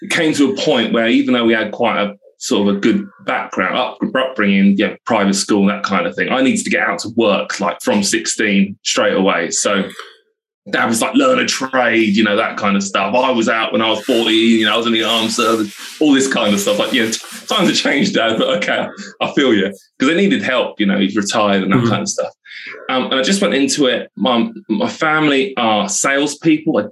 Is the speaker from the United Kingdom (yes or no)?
yes; Devon, South West England, United Kingdom; I'm born and bred in Devon, in the southwest. I'm in the house I was brought up in now.